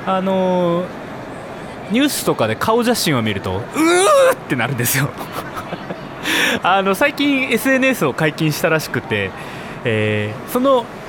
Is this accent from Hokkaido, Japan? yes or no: yes; Sapporo, Hokkaido, Japan; 私生まれも育ちも札幌